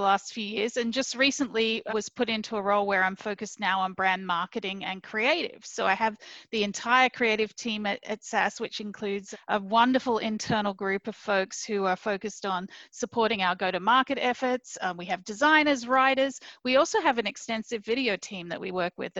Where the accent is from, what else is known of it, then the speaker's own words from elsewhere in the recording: Hunter Valley, New South Wales, Australia; moved away as an adult; also born or lived in Minneapolis, United States; now in United States; I'm actually from Australia. I grew up in an area called the Hunter Valley, which is around 2 hours north of Sydney in New South Wales